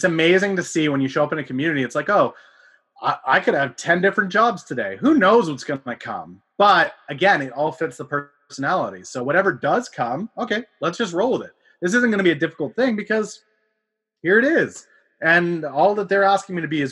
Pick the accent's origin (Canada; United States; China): Canada; I am a Canadian